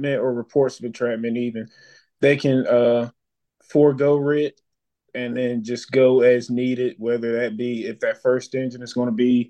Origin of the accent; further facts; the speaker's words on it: Philadelphia, Pennsylvania, United States; now in Atlanta, United States; I grew up in West Philadelphia